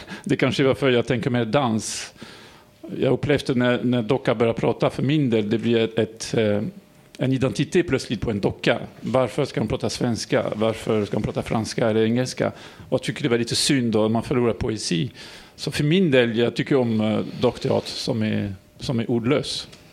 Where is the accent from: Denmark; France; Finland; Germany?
France; accent: French; Swedish is a second language; now in Sweden; Jag är fransman som ni kan höra